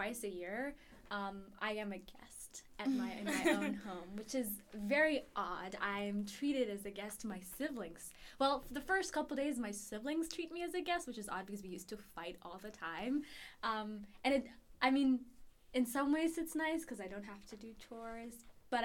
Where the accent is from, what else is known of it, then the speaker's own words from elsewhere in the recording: Ethiopia; moved away as an adult; now in Chicago, United States; I'm originally from Ethiopia.